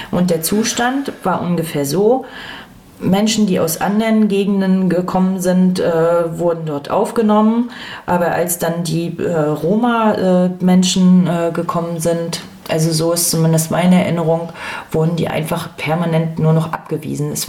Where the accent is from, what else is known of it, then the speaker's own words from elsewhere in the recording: Rostock, Mecklenburg-Vorpommern, Germany; ich bin ja in Lichtenhagen groß geworden, wir hatten auch Jugendclubs